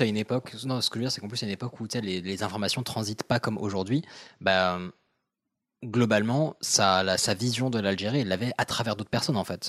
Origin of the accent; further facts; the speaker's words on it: Morocco; je viens du Maroc